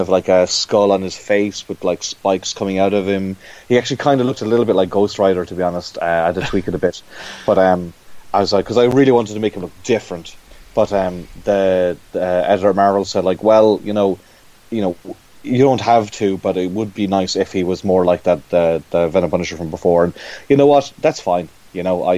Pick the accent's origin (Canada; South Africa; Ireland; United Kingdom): Ireland; growing up in Ireland